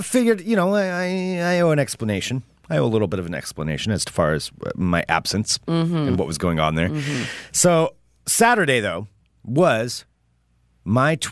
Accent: Independence, Oregon, United States; I grew up in Independence, Oregon. So a small town.

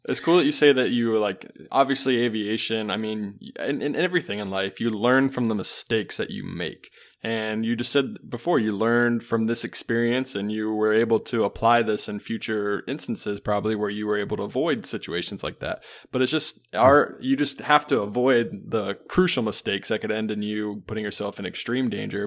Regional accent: Charlotte, North Carolina, United States; now in Illinois, United States; I grew up in Charlotte

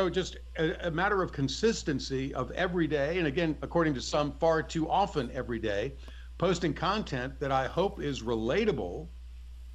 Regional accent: Newport News, Virginia, United States; moved away; my hometown of Newport News, Virginia

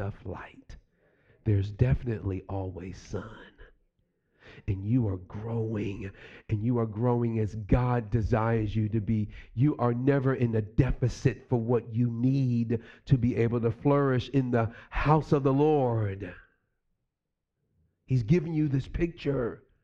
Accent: New York City, New York, United States; moved away; me growing up in New York City

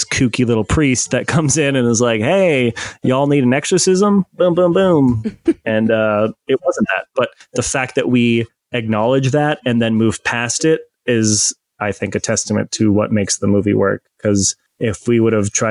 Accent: Midwest, United States; I'm a motherfucker from the Midwest

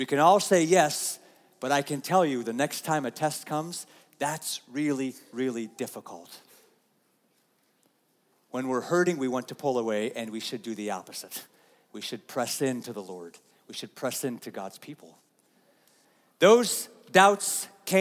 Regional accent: United States; as American Christians

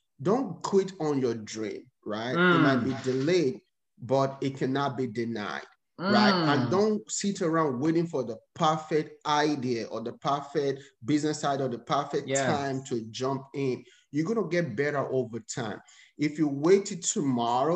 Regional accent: Nigeria; moved away as an adult; now in United States; I was born and raised in Nigeria

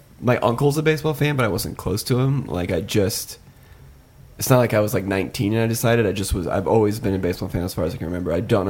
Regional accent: Southwest Iowa, United States; I grew up in Southwest Iowa

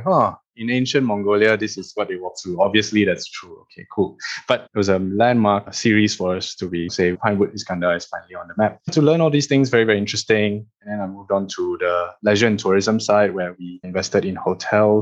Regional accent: Malaysia; moved away as an adult; as a Malaysian who's made it overseas

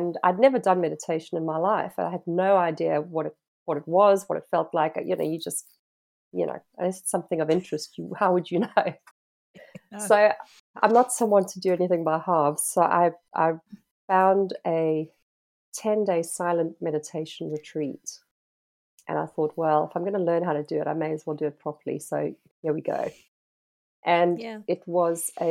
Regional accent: South Africa; moved away; being South African by birth, having grown up by the ocean

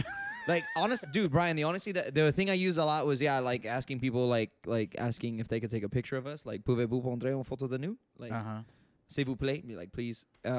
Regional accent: United States; je suis américain. Like, my French is very little, I'm American.

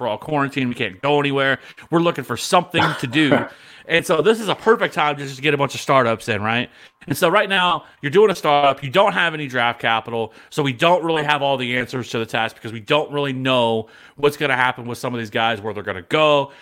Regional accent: Kansas City, Missouri, United States; I'm from Kansas City

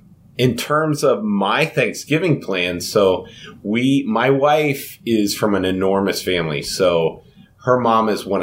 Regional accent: Louisiana, United States; as we call it growing up in Louisiana, pecan pie.

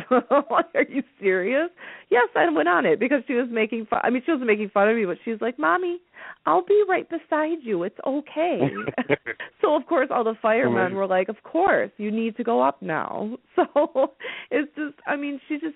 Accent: Metro Detroit, Oakland County, Michigan, United States; I grew up in Metro Detroit in Oakland County.

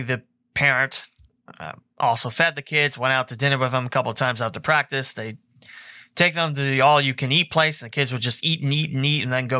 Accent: Texas, United States; I called and talked to a coach there because I'm from Texas. I play at Trinity High School, which is a big powerhouse in Texas.

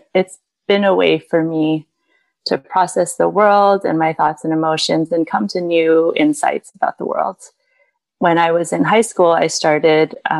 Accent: United States; also born or lived in China / California / Texas; now in Midwest, United States; I grew up in California and Southeast Texas

